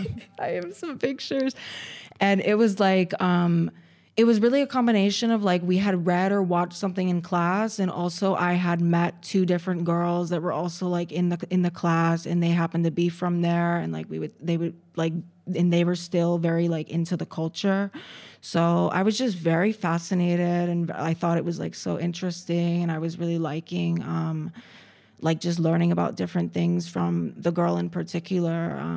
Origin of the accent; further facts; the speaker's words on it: Connecticut, United States; So I am born and raised in America. Okay. I'm from Connecticut, which is in, it's a very small state right next to New York.